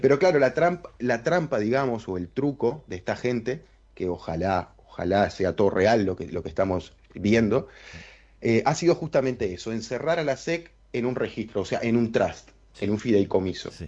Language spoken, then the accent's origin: Spanish; Uruguay; A nosotros nos tratan como un país chiquitito, como lo que somos